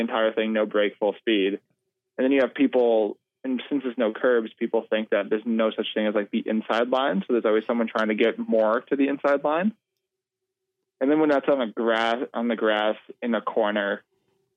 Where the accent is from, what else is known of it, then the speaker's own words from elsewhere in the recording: New England, United States; we grew up racing in New England together.